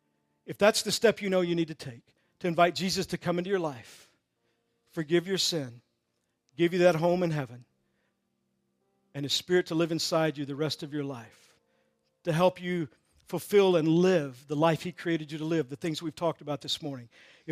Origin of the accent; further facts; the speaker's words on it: Texas, United States; I'm from Texas, so a lot of this.